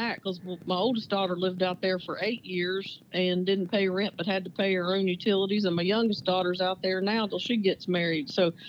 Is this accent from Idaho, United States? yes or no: no; Barboursville, West Virginia, United States; born or raised there